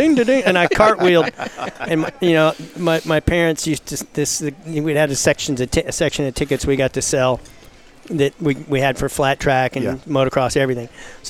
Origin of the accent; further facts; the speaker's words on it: Houston, Texas, United States; born and raised in Houston.